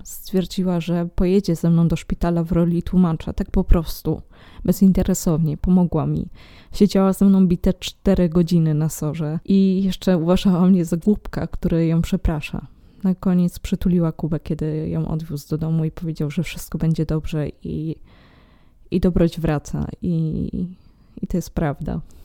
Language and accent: Polish; Poland; moved away as an adult; also born or lived in Netherlands; w moim rodowitym kraju